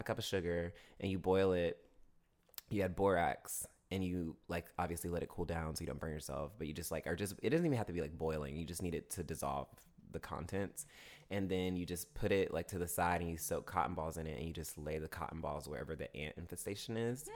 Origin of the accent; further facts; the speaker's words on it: Augusta, Georgia, United States; also born or lived in Martinez, Georgia / Evans, Georgia; now in Atlanta, United States; Augusta, Georgia, my hometown